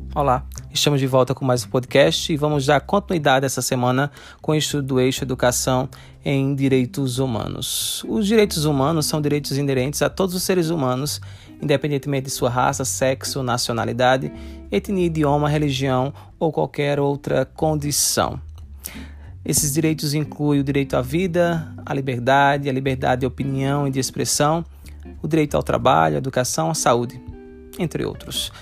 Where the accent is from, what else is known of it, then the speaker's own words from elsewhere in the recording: Brazil; nós, enquanto brasileiros